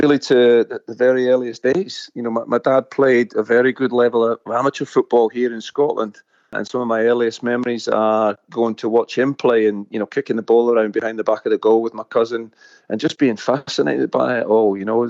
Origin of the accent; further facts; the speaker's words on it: Queensland, Australia; But no, don't ever forget that underneath I'm an Australian. Absolutely, I've got the passport to prove it.